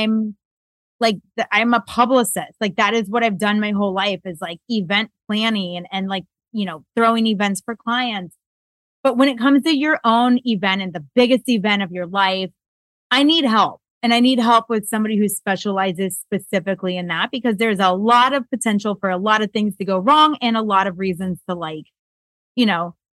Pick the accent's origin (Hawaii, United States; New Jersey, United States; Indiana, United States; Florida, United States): Florida, United States; I grew up in Florida